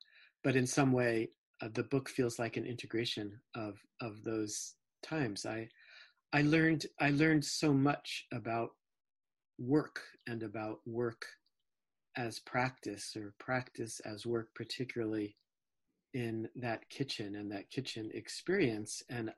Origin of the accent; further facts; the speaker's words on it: New Jersey, United States; born there; Well, let's see. I was born in New Jersey.